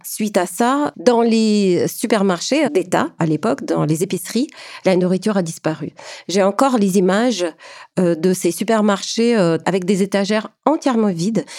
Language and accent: French; Ukraine; now in Canada; je suis ukrainienne. J'ai quitté l'Ukraine en 1995, arrivée au Canada en 2005